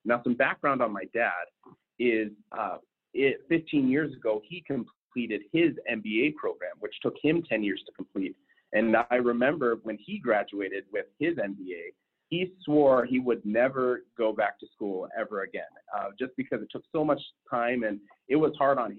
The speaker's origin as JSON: {"language": "English", "region": "West Coast", "country": "United States", "tie": "born or raised there", "also_born_or_lived": "Anchorage, Alaska / Las Vegas, Nevada", "lives_now": "Michigan, United States", "said": "Originally, I am not from Michigan. I grew up all along kind of the West Coast. I actually ended high school in Alaska, in Anchorage, Alaska, but started high school in Las Vegas, Nevada. Moved around a lot during my youth."}